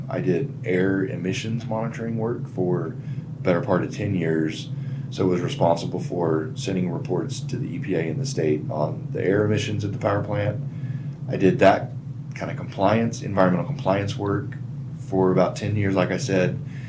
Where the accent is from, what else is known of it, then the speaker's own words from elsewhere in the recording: Lebo, Kansas, United States; also born or lived in Wichita, Kansas / Lawrence, Kansas; So Kansas, born and raised, so I was born in Wichita, and the bulk of my family is still there, so my parents and my grandmother on my dad's side. And my aunt and those folks, but yeah, so born in Wichita, but didn't grow up there. Moved to Coffee County, which Lebo is the little town I grew up in.